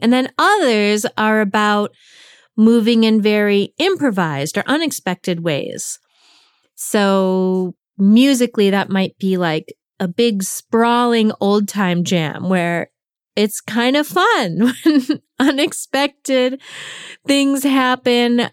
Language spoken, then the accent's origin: English; New England, United States; the New England, where I come from